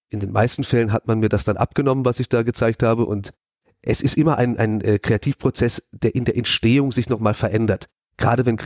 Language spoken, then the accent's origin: German; Emmendingen, Baden-Württemberg, Germany; moved away as an adult; now in Hamburg, Germany; komme ursprünglich genau aus der Ecke, in der wir hier gerade sitzen, äh, Freiburg. Ich bin Emding geboren und bin vor vier Jahren nach Hamburg gezogen.